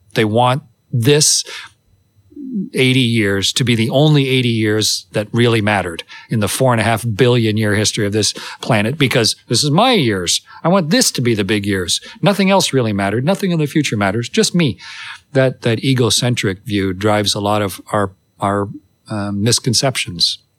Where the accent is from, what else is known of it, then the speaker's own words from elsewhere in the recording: Canada; I'm Canadian